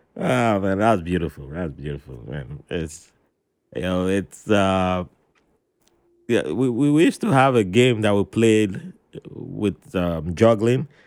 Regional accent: Nigeria; moved away; as a kid growing up in Nigeria

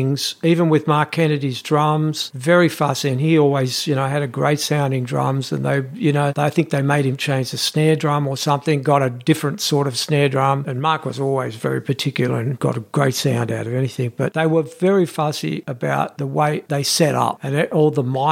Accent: Australia; we come from Australia

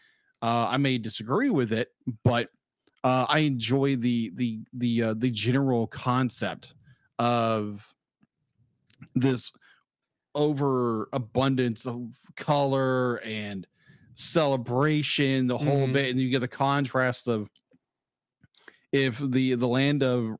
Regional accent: United States; being an American

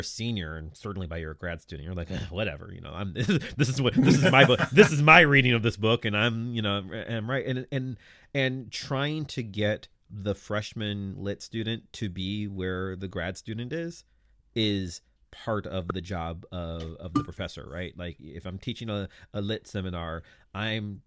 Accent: United States; being an American

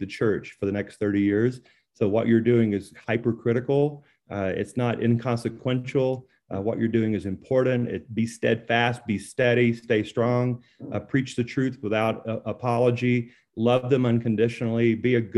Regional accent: Louisiana, United States; now in Colorado, United States; I'm from Louisiana

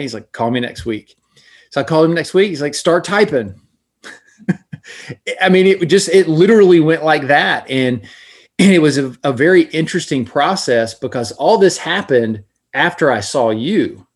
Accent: Florida, United States; from Florida

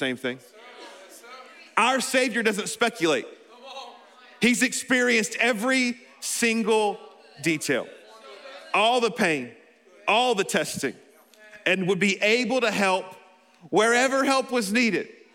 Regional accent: Alabama, United States; I'm from Alabama

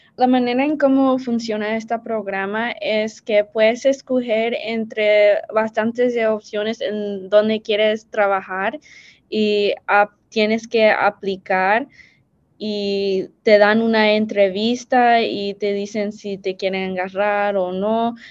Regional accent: United States; soy primera generación salvadoreña americana

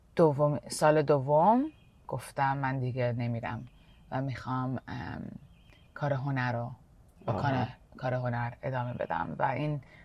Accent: Canada; moved away as an adult; also born or lived in Iran / India; now in United States; از ایران مهاجرت کردم 6 سالگی به کانادا

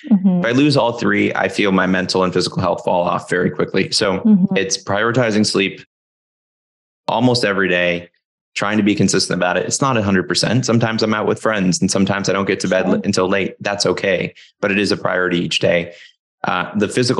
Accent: Florida, United States; moved away as an adult; now in Seattle, United States; from where I grew up in Florida

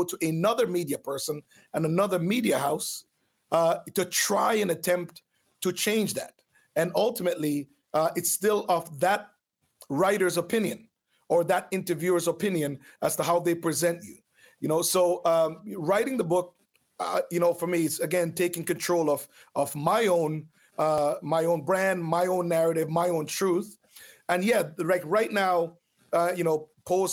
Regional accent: Jamaica; also born or lived in Oakville, Ontario, Canada; now in Canada; I grew up on a farm

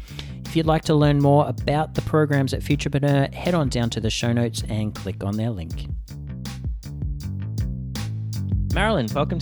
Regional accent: Australia; now in Canada; For me, growing up in Australia, the seasons aren't as well defined as they are over here.

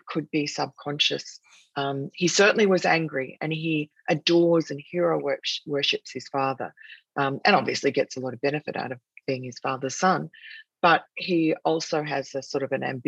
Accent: New South Wales, Australia; now in New York, United States; the free state of New South Wales, which is the largest state where the city of Sydney is, which is my home state

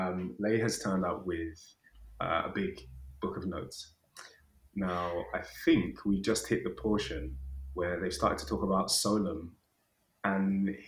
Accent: United Kingdom; I am British.

